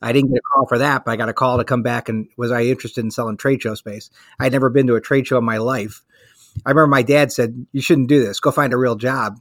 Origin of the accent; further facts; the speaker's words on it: Chicago, Illinois, United States; moved away as an adult; now in Virginia, United States; I am born and raised in Chicago. Uh, lived there up until about 20 years ago